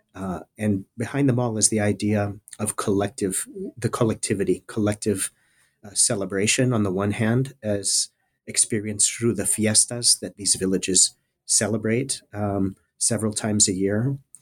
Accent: South Texas border area, United States; moved away; I'm originally from the South Texas border area. Uh, I grew up in a small town, uh, at the very southern tip of the state of Texas

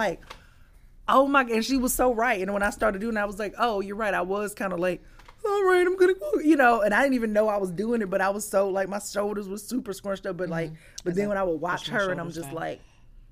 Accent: Columbus, Georgia, United States; moved away; my hometown, Columbus, Georgia

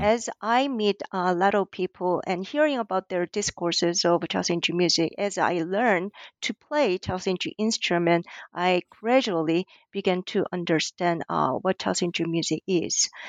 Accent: South Korea; English is a second language; moved away as an adult; also born or lived in New York, United States / Hawaii, United States; now in Auckland, New Zealand; I was born and raised in South Korea until I moved to the U S, um, as an inter-, national student

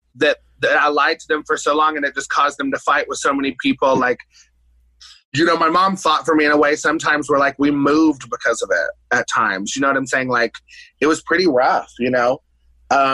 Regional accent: Johnson City, Tennessee, United States; also born or lived in Bristol, Tennessee; East Tennessee. So it's called Johnson City, Tennessee.

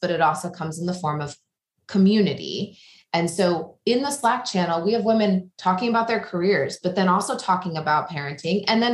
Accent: small town in Illinois, United States; moved away as an adult; now in New York, United States; I'm from the Midwest. I grew up small town in Illinois

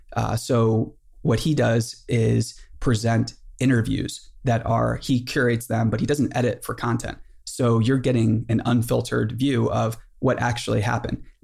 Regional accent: Boonsboro, United States; I'm from Boonesboro

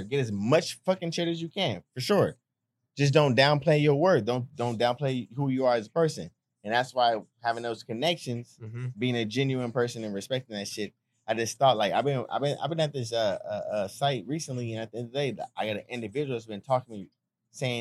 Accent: California, United States; I'm from Cali

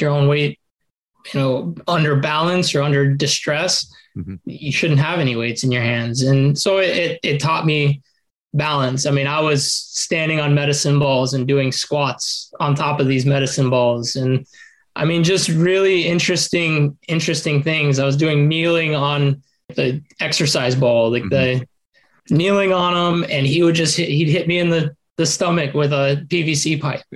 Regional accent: Las Vegas, Nevada, United States; also born or lived in Oregon; we moved to Vegas okay. when I was like eight. We moved from Oregon

